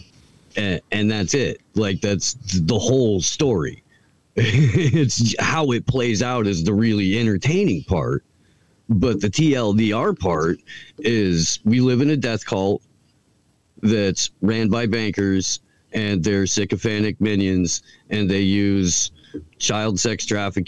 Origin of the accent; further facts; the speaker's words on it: Indiana, United States; I grew up on Bob and Tom in Indiana